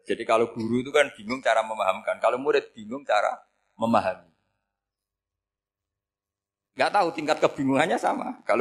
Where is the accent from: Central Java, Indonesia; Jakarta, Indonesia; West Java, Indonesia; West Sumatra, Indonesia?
Central Java, Indonesia; Rembang; saya orang Rembang. Hidup di Jogja ya manfaat, di Jember ya manfaat di mana-mana.